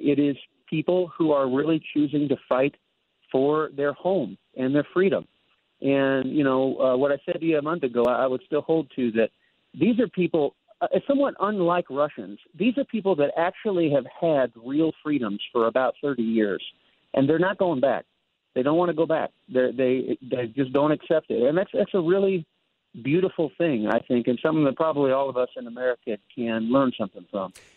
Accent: United States; I, I am an American

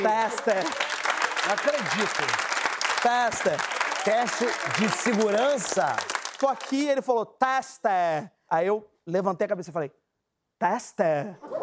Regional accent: Brazil; eu sou brasileiro

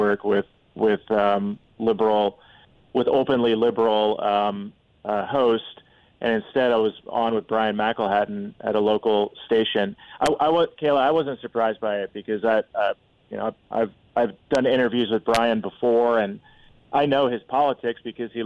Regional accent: Columbia City, Indiana, United States; I grew up in Columbia City in a trailer park

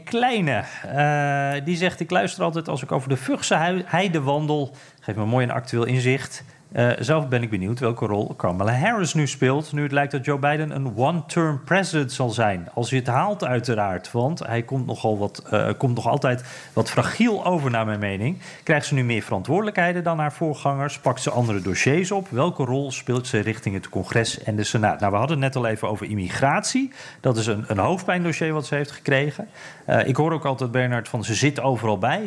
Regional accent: Netherlands; now in United States; als Nederlander

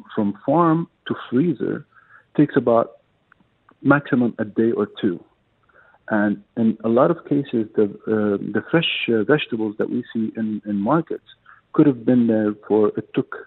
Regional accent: United Arab Emirates; I grew up here in the UAE. My whole life was based in the UAE

